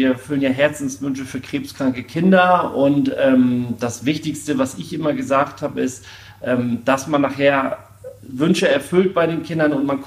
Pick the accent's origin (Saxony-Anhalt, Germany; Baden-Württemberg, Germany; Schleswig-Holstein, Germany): Schleswig-Holstein, Germany; Jevenstedt; ich komme aus Jevenstedt, bin 42 Jahre alt.